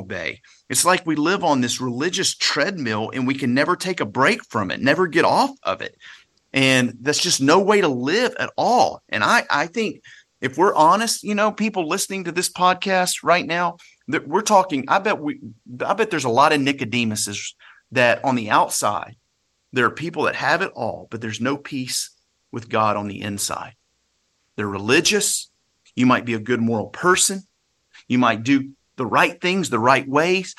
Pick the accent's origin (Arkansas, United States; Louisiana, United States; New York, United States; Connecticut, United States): Louisiana, United States; I grew up in Louisiana. My family's from South Mississippi.